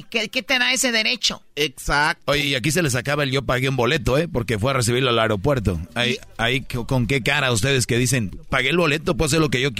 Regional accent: Michoacán, Mexico; yo soy de Michoacán

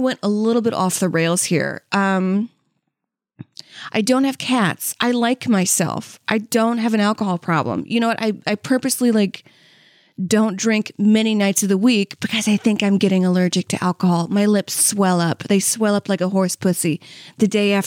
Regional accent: Saudi Arabia; moved away; I'm from Saudi Arabia

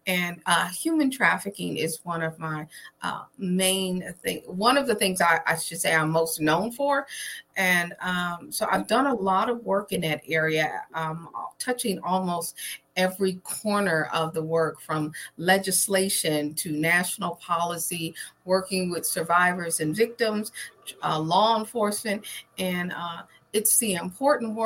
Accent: Trenton, New Jersey, United States; I'm originally from New Jersey, Trenton, New Jersey, to be exact

